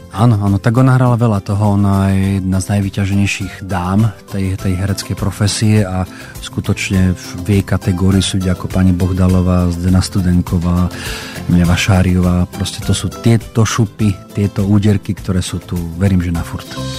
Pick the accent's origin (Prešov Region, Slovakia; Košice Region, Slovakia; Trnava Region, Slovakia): Košice Region, Slovakia; Košice; doma v Košiciach